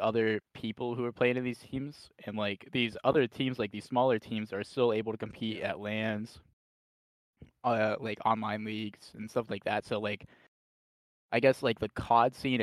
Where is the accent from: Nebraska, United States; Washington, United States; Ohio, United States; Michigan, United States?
Ohio, United States; I'm from Ohio